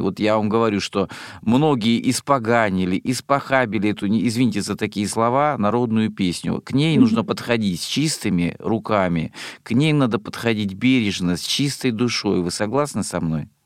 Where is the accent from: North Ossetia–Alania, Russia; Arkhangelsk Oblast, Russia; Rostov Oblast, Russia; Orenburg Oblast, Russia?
Rostov Oblast, Russia; moved away; я родом из Ростовской области.